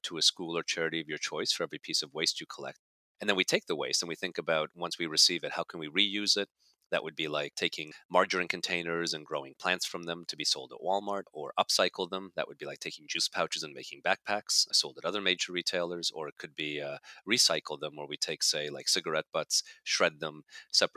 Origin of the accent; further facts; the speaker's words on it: Canada; moved away as an adult; also born or lived in Budapest, Hungary / Germany / Netherlands / Belgium; now in New Jersey, United States; grew up in Canada for all intents and purposes, and then came down to university in the United States, which is how I ended up in New Jersey.